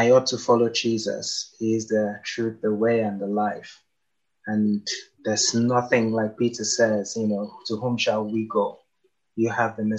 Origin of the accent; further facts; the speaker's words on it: Nigeria; moved away as an adult; I spent pretty much my entire life, 19 years in Nigeria, on one street